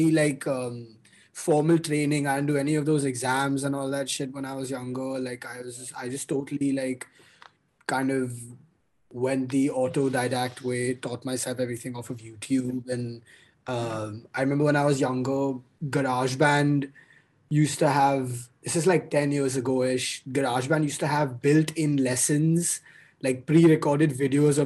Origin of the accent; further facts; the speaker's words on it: Mumbai, Maharashtra, India; also born or lived in Boston, United States; I'm born and raised in Mumbai. I spent my whole life here.